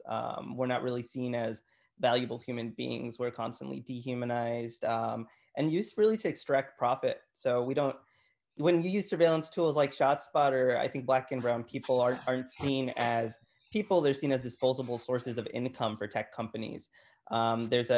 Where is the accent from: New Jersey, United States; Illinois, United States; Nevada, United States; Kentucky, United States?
Illinois, United States; Chicago; I grew up in Chicago. I grew up on the Southwest Side in Gage Park